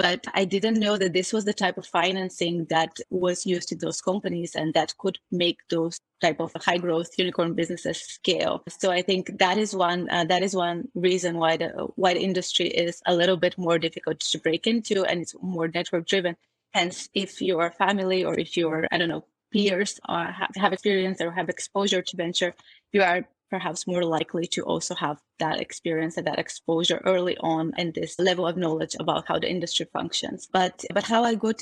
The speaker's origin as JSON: {"language": "English", "town": "Sofia", "region": "Sofia City", "country": "Bulgaria", "also_born_or_lived": "London", "moved": "yes", "lives_now": "Berlin, Germany", "said": "I'm originally from Sofia, the capital of Bulgaria"}